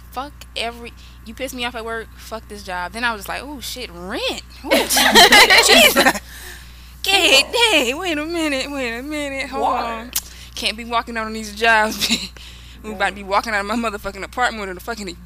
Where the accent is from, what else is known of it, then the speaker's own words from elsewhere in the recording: South Carolina, United States; I'm black. I'm from South Carolina